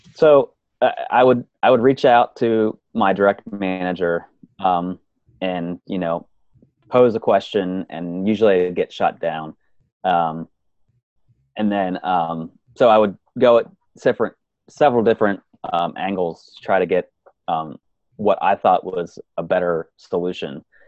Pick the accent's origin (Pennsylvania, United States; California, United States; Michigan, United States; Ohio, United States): Pennsylvania, United States; I was born and raised in Pennsylvania.